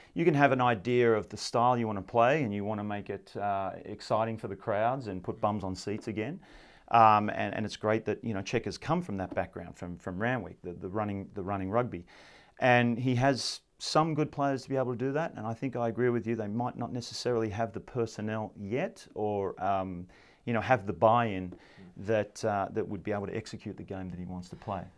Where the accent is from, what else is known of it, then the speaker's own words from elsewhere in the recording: United States; being an American